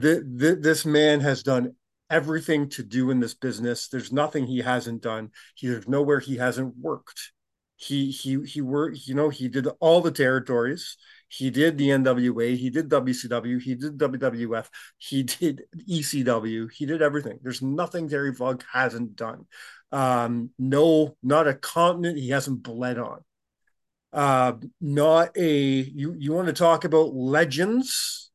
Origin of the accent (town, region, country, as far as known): Canada